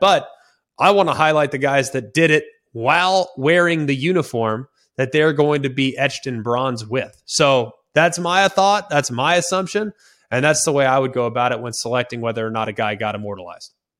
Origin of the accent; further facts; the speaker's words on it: Dallas, Texas, United States; I'm from Dallas, Texas